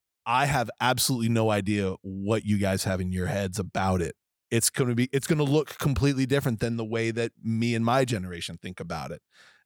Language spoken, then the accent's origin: English; New England, United States; I am from New England, and we use a certain word with the letter F